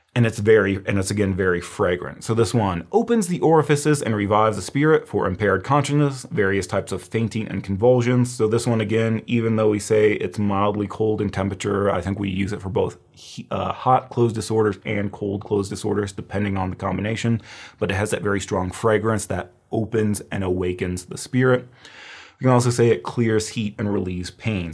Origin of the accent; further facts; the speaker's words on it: Midwest, Illinois, United States; I'm from the Midwest. We have a lot of deer